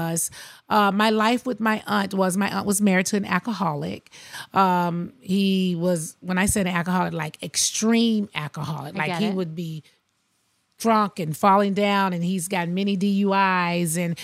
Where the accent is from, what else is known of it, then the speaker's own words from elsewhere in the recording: Athens, Georgia, United States; also born or lived in Queens, New York City; I grew up in Athens, Georgia, but I went back and forth to New York every single summer